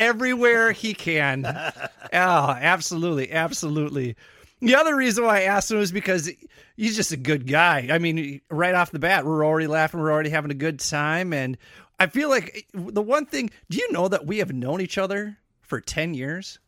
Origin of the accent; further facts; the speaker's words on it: Minnesota, United States; we sound like this, it's because we're from Minnesota.